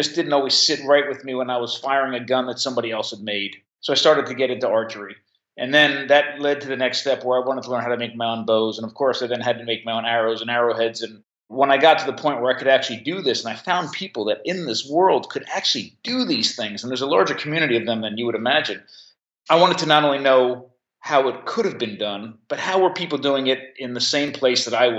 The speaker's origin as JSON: {"language": "English", "area": "Monmouth County", "region": "New Jersey", "country": "United States", "tie": "born or raised there", "said": "I grew up actually in Monmouth County, New Jersey, only a couple miles from the beach, from the Jersey Shore."}